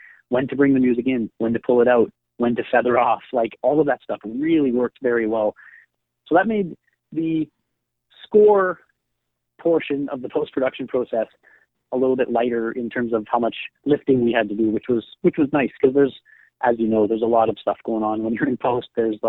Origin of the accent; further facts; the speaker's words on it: Winnipeg, Manitoba, Canada; Oh, yeah, I'm from Winnipeg, but I am not a fan of the winter.